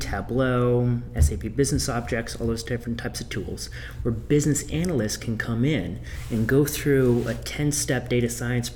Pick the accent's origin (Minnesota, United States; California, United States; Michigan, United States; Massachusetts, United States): Massachusetts, United States; Boston; I'm from Boston